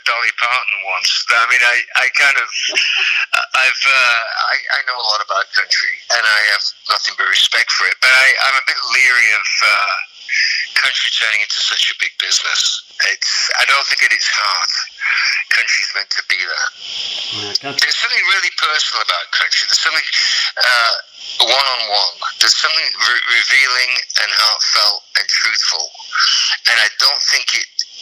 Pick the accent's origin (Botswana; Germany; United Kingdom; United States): United Kingdom; And being British